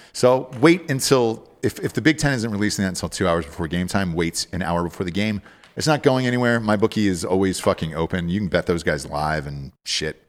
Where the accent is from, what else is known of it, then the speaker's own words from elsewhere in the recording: Georgia, United States; I'm from Georgia, too.